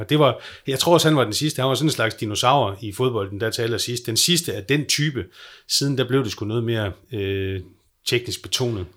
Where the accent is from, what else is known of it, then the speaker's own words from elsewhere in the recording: Skagen, North Denmark Region, Denmark; also born or lived in Aalborg; jeg er vokset op i Skagen